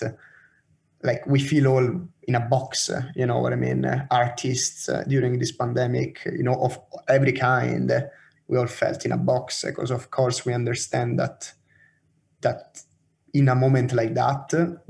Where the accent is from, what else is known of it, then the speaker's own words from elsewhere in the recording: Rome, Lazio, Italy; now in Oslo, Norway; So I'm from Roma